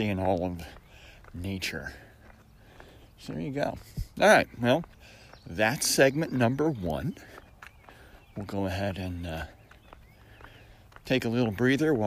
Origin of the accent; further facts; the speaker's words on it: Syracuse, New York, United States; moved away; I grew up in Syracuse, New York, in a place that rivals Seattle for clouds